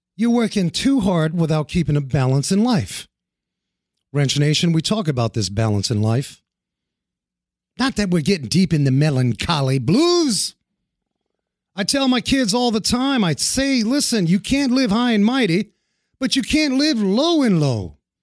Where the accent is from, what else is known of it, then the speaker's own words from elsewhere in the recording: New York City, New York, United States; moved away; I grew up in New York City